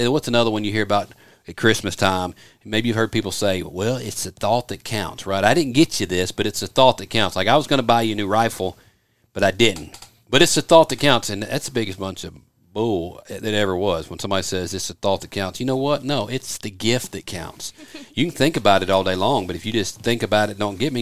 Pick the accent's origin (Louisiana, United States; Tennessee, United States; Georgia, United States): Tennessee, United States; Memphis; moved away; growing up outside of Memphis, Tennessee